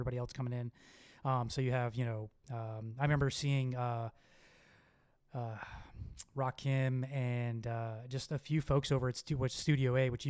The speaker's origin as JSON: {"language": "English", "town": "Miami", "region": "Florida", "country": "United States", "tie": "born or raised there", "also_born_or_lived": "Bahrain", "moved": "as an adult", "lives_now": "Texas, United States", "said": "I grew up in Miami"}